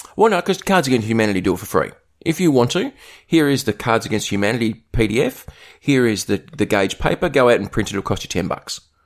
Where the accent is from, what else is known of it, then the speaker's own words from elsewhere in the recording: Australia; being Australian